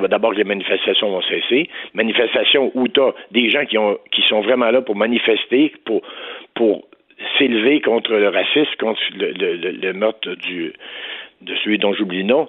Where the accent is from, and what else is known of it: Saint-Marc-sur-Richelieu, Quebec, Canada